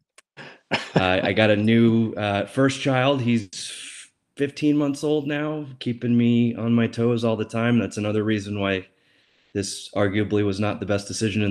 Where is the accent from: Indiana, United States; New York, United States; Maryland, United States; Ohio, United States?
New York, United States; Western; moved away as an adult; now in Washington, DC, United States; I'm from Western New York